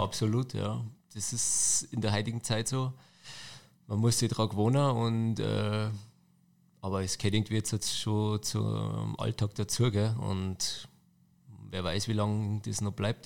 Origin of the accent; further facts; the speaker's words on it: Neukirchen am Inn, Bavaria, Germany; also born or lived in Passau; geboren in Passau und dann aufgewachsen, äh, fünf Kilometer von Passau auf dem Land, das Kaffhaus Pfennigbach